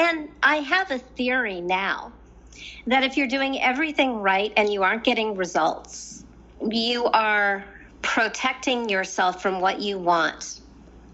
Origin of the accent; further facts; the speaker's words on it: Southern California, United States; I'm from Southern California where spirituality is really easy